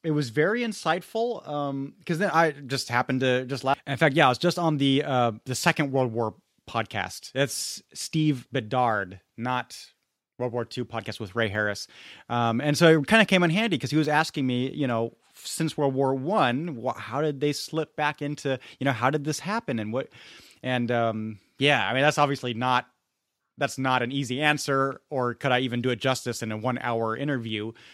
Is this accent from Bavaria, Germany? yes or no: yes; Munich, Bavaria, Germany; now in Santa Clara, United States; growing up in Munich